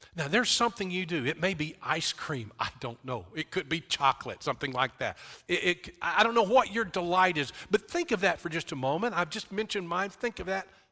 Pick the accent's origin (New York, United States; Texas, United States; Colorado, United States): Texas, United States; West; I grew up in West Texas